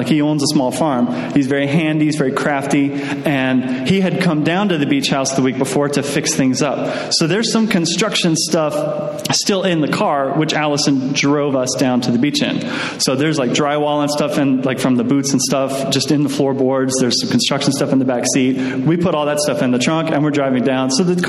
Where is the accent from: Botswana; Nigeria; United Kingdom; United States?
United Kingdom; Durham, North East England; We're just going to the beach. We're from Durham.